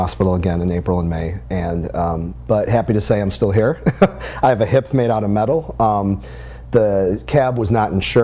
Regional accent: Chicago, Illinois, United States; moved away as an adult; also born or lived in San Francisco, California; now in St. Louis, United States; I'm from Chicago. I had a brief stint out in California, San Francisco.

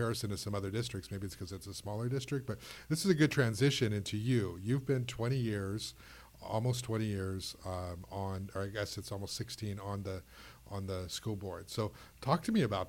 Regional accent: Goleta, California, United States; I grew up in Goleta

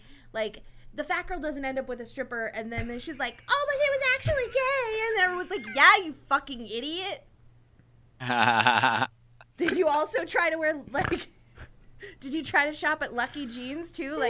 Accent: Boise, Idaho, United States; moved away; The destination was Boise, Idaho. It was my hometown.

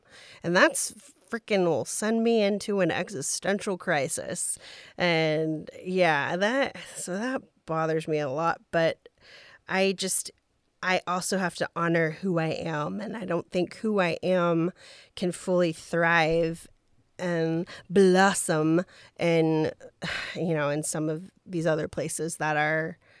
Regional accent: Texas, United States; I'm from Texas. Yeah.

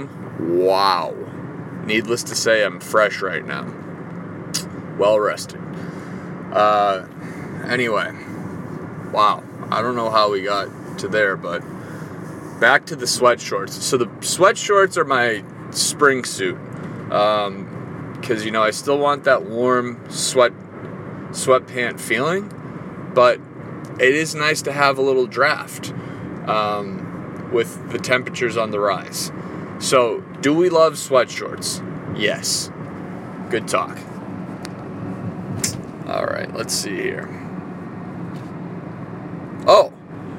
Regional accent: Boston, Massachusetts, United States; moved away; I'm from Boston

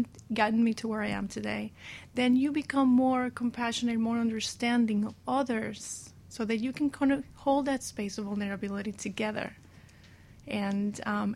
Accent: Venezuela; moved away; I grew up in Venezuela

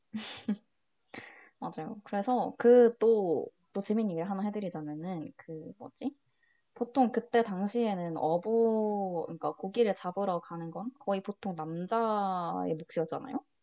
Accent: Changwon, South Gyeongsang, South Korea; moved away as an adult; 스무 살 때까지 계속 창원에만 살았으니까

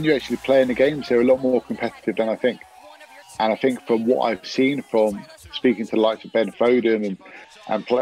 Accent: England, United Kingdom; as an English spectator

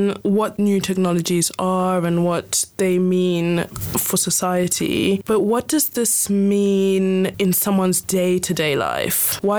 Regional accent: Zimbabwe; moved away; I'm a minority. I'm from Zimbabwe.

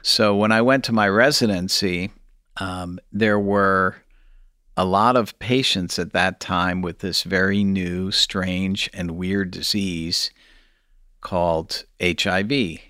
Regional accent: St. Louis, Missouri, United States; also born or lived in New Haven, Connecticut / Kansas City, Missouri; I was born in New Haven, Connecticut, and I grew up there for about eight years, and then my folks moved, uh, to Saint Louis, Missouri, where I went to high school

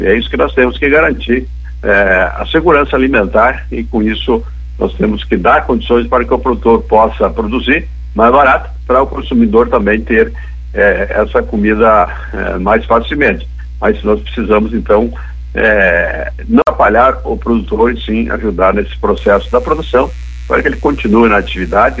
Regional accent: western Santa Catarina, Brazil; venho lá do Oeste, sou filho de agricultor

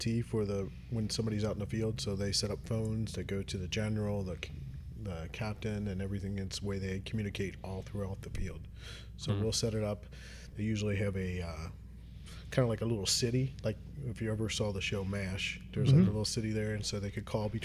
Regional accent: Union, Kentucky, United States; also born or lived in North Carolina / California; I am from Northern Kentucky. I actually grew up in Union.

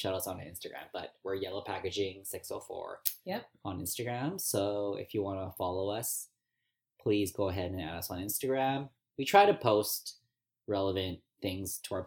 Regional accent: Vancouver, British Columbia, Canada; we were born and raised in Vancouver

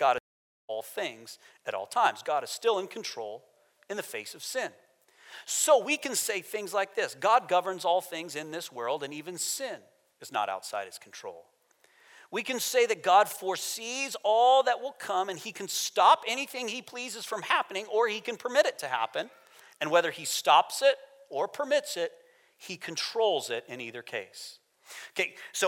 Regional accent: United States; moved away as an adult; I'm American

